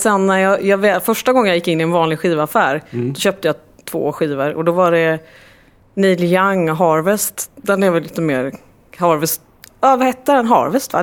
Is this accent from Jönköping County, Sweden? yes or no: no; Gothenburg, Västra Götaland, Sweden; korridorerna på högstadiet i Gamlestan, Gamlestadsskolan